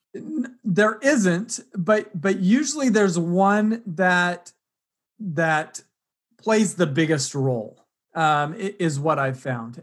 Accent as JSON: {"language": "English", "region": "Utah", "country": "United States", "tie": "born or raised there", "said": "I grew up in Utah going to rodeos in the summer"}